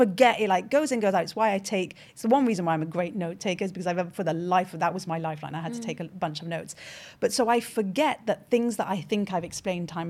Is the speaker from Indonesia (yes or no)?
no; France; first language French; English is a second language; Born in France, bilingual, French is my first language, did all my education in French until the age of 21.